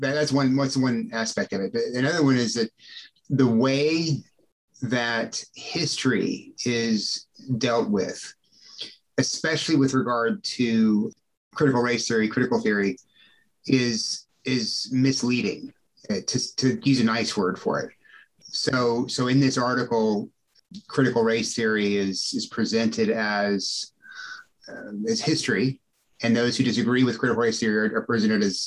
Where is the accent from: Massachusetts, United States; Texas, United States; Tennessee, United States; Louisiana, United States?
Texas, United States; Corpus Christi; I grew up in a South Texas public school in a rural area. I was raised in Corpus Christi